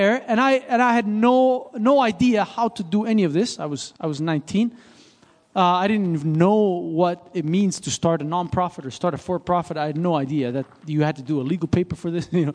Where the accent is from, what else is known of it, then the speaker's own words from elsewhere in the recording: Switzerland; moved away; I grew up in Switzerland.